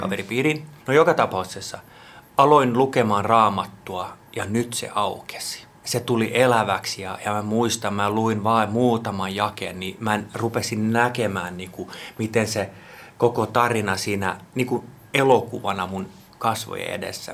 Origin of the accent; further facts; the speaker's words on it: Jakobstad, Ostrobothnia, Finland; first language Swedish; Finnish is a second language; moved away as an adult; also born or lived in Vaasa / Espoo; now in Helsinki, Finland; syntynyt Pietarsaaressa – ja siitäkin voi ymmärtää, että olen täysin ruotsinkielinen